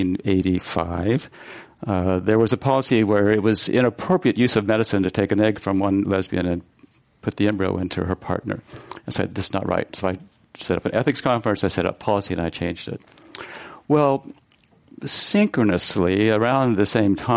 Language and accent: English; Dodge City, Kansas, United States; moved away as an adult; also born or lived in San Francisco; I grew up in Western Kansas, born in Dodge City.